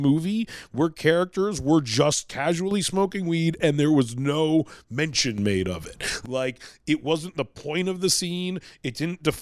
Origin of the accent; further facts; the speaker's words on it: Vancouver, British Columbia, Canada; I'm from Vancouver, British Columbia.